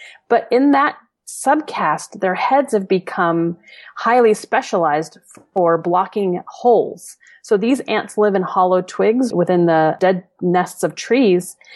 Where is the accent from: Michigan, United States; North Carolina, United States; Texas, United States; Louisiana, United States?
Louisiana, United States; New Orleans; moved away as an adult; now in Chicago, United States; I grew up in New Orleans